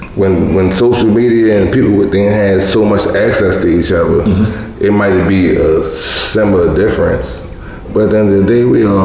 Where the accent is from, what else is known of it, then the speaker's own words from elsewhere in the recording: Baltimore, Maryland, United States; I'm from West Baltimore